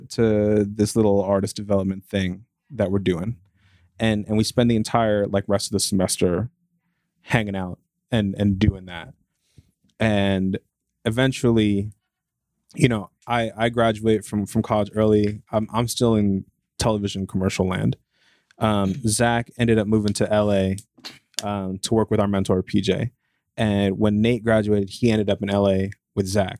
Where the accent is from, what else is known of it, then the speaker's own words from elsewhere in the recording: New Jersey, United States; moved away as an adult; also born or lived in Boston; I'm from Jersey